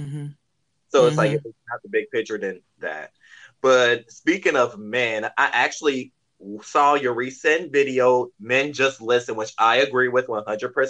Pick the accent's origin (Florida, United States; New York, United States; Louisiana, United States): Louisiana, United States; South; I'm from South Louisiana